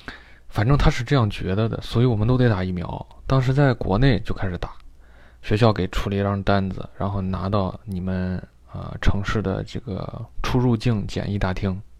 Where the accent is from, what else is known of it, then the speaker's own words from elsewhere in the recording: China; now in United States; 小时候在我还懵懂的时候挨了一针，但是一下获得了两个抗体。对吧？非常完美，我觉得。但是这个就埋为日后埋下的隐忧呀。等我到了美国，人家说你这中国打的不算数